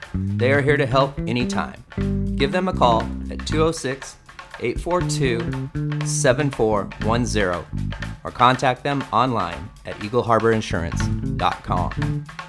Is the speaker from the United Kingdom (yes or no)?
no; Bothell, Washington, United States; I grew up in Bothell and it was very rural back